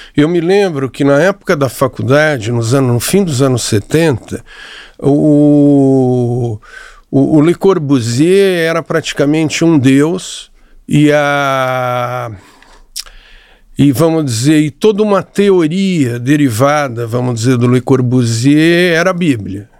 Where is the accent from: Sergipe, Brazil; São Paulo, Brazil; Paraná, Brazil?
São Paulo, Brazil; moved away as an adult; also born or lived in Rio de Janeiro; comecei a trabalhar em São Paulo, sou paulista